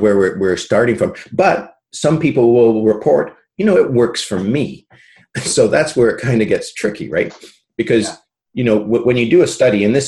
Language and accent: English; British Columbia, Canada; also born or lived in England / South Carolina, United States; I was born in England, if that's of any relevance to anybody. But I, as a young kid, my family emigrated to Canada in the late, mid-60s.